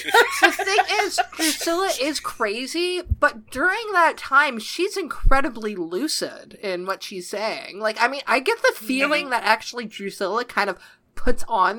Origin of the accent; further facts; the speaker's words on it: Canada; I'm Canadian.